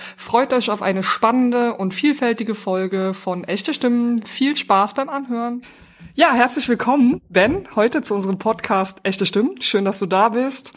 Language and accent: German; Trier, Rhineland-Palatinate, Germany; now in Berlin, Germany; Ich komme aus Trier und bin geflüchtet nach Berlin